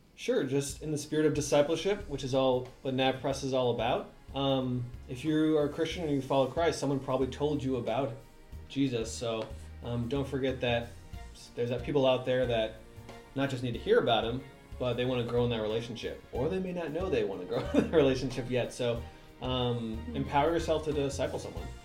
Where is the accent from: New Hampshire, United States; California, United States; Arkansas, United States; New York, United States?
New York, United States; New York City; I was born in New York City in New York area